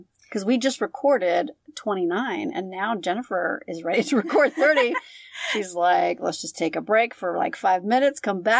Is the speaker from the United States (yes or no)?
yes; California, United States; Oh, my home state.